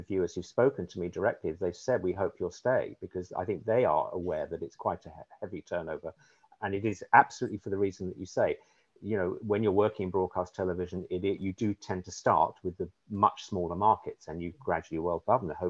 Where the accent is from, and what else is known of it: United Kingdom; accent: London and Southeast, received pronunciation; now in Humboldt, United States